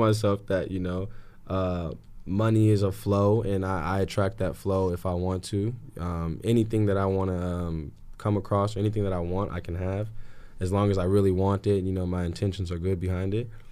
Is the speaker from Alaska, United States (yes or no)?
yes; Anchorage, Alaska, United States; moved away as an adult; also born or lived in California; Growing up in Anchorage, Alaska, real cold.